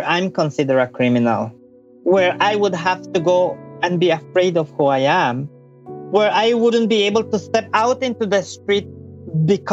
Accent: Belize; I was born and I grew up in Belize, and particularly in a very small town

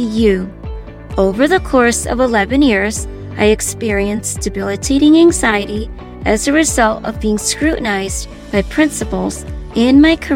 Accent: Connecticut, United States; I was born here in Connecticut, and so I've lived all my life in Connecticut

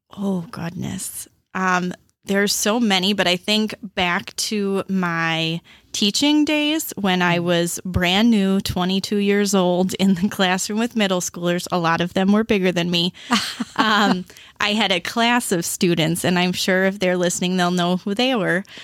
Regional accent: Beloit, Wisconsin, United States; I was born and raised in Beloit

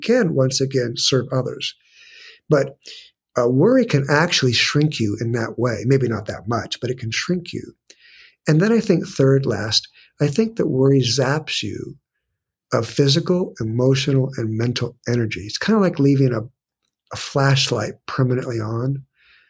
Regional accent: San Diego, California, United States; I was born and raised in San Diego

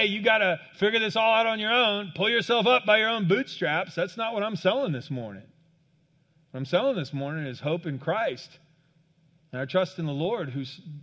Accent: Kansas, United States; I grew up in Kansas on a farm.

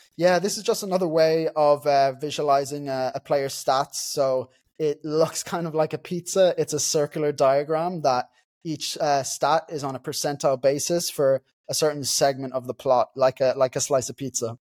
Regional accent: Dundalk, County Louth, Ireland; I'm from Dundalk, so Dundalk FC in Ireland is my local team

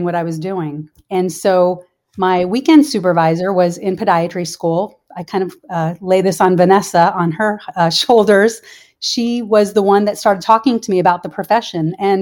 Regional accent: New Jersey, United States; moved away as an adult; also born or lived in Columbus, Ohio / South Carolina; now in Florida, United States; I grew up in New Jersey

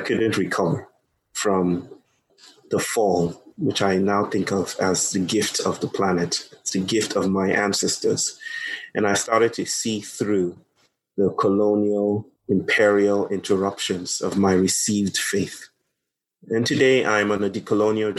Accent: Lagos, Nigeria; also born or lived in United States; now in Chennai, India; I come from Nigeria. I was born in Nigeria. And in Nigeria, in Lagos, probably the most populous city in Nigeria

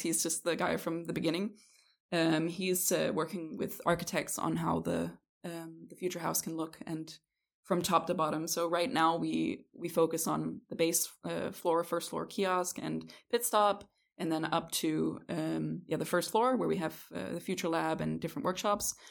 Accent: Canada; moved away as an adult; also born or lived in Denmark / Aarhus, Denmark; now in Kolding, Denmark; I was born in Denmark, but I was raised in Canada.

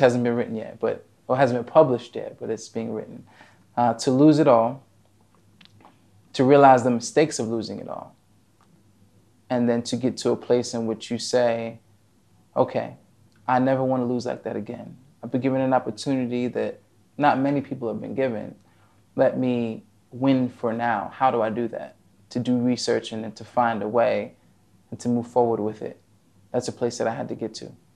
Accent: New Jersey, United States; moved away as an adult; now in Abu Dhabi, United Arab Emirates; originally, I'm from New Jersey

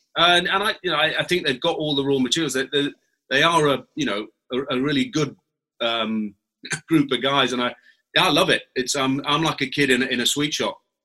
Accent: England, United Kingdom; as an Englishman.

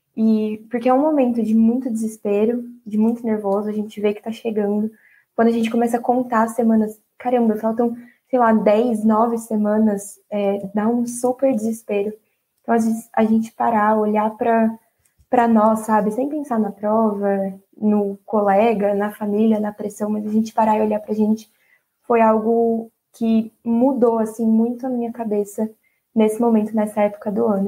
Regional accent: Bauru, São Paulo, Brazil; Eu sou de Bauru mesmo

